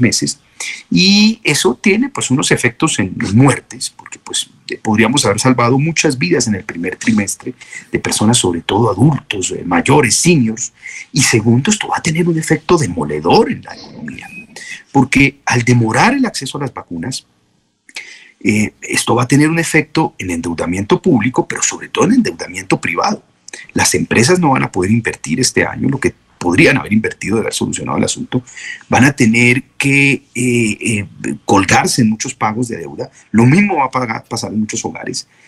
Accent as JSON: {"language": "Spanish", "country": "Colombia"}